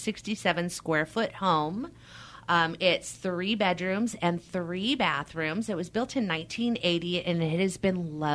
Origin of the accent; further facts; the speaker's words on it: Fremont, California, United States; moved away as an adult; now in Pollock Pines, United States; I'm a Bay Area girl. I grew up in the Bay Area. I grew up in Fremont. So moving to Pollock Pines, I didn't know what mountain life was. And here I am 17 years later, a bona fide mountain woman.